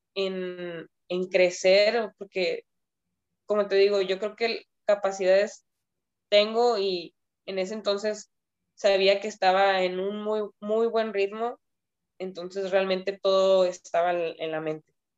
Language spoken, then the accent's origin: Spanish; Mexico